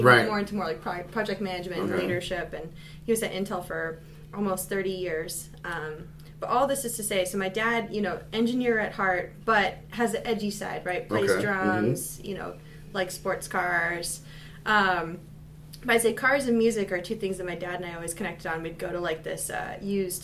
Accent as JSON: {"language": "English", "town": "Portland", "region": "Oregon", "country": "United States", "tie": "born or raised there", "also_born_or_lived": "Walla Walla", "moved": "yes", "said": "Portland's a beautiful place to grow up"}